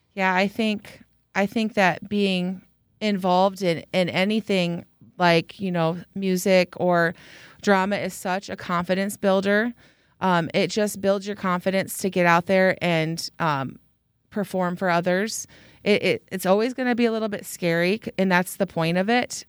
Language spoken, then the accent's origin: English; Mason City, Iowa, United States; now in Waverly, United States; I grew up in Mason City, Iowa